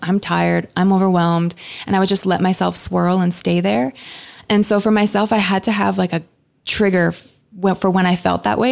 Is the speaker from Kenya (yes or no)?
no; Canada; moved away as an adult; now in Redding, United States; I grew up in Canada